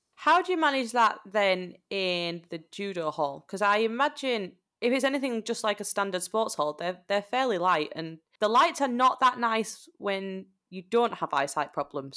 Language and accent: English; Yorkshire and the Humber, United Kingdom; moved away; We are both traitors of our beloved Yorkshire